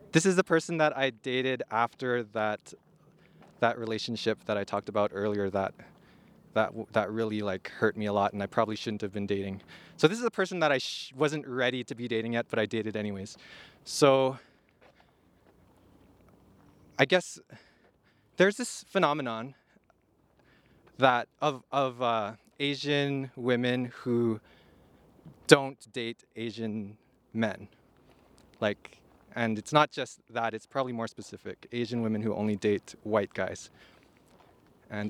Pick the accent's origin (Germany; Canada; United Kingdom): Canada; Edmonton, Alberta; I was from Edmonton.